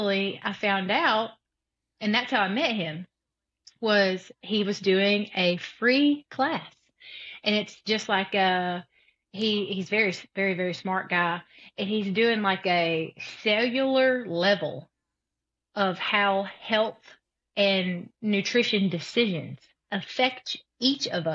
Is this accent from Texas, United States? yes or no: no; South Alabama, United States; I'm from South Alabama.